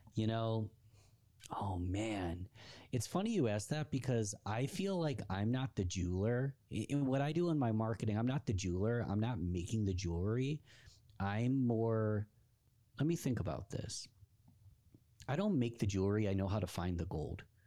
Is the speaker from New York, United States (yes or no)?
yes; Rochester, New York, United States; my hometown of Rochester, New York